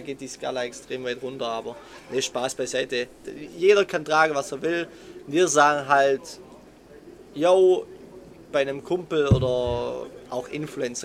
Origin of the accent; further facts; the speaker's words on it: Swabia, Germany; accent: Swabian; wir kommen aus dem Schwabenländle